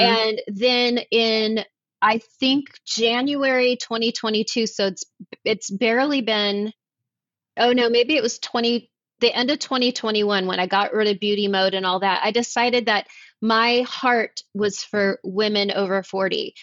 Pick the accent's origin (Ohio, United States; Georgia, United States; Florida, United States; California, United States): California, United States; Los Angeles; moved away as an adult; also born or lived in Charlotte, North Carolina; now in Nashville, United States; I was born and raised in Los Angeles, and I chose to move to North Carolina. I live in Nashville now